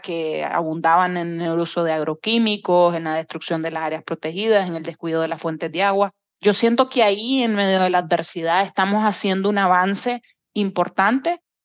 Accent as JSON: {"language": "Spanish", "country": "Nicaragua", "said": "soy nicaragüense"}